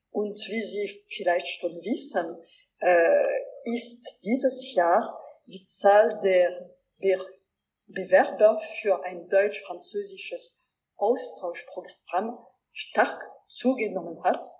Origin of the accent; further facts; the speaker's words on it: Alsace, Grand Est, France; ich werde als Elsässerin